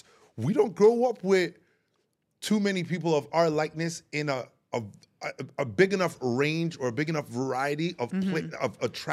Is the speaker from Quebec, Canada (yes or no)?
no; Toronto, Ontario, Canada; also born or lived in Baltimore; I'm from Jane and Weston Road. So I grew up in Toronto community housing.